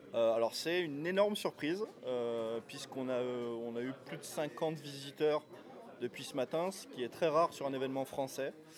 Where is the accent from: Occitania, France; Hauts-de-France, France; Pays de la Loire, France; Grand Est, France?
Occitania, France; Toulouse; moi je suis toulousain